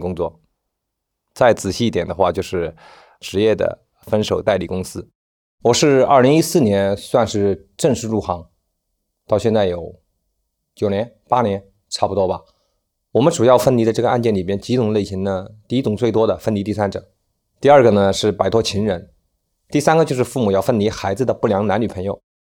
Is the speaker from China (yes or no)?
yes; China; 我们内地人这个节日都不看得重